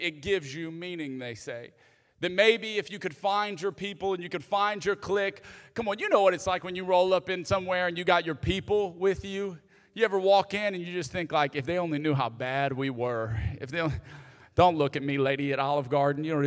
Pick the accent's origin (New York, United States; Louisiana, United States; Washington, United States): Louisiana, United States; Cajun; also born or lived in Alabama / the South; now in Houston, United States; I'm a Cajun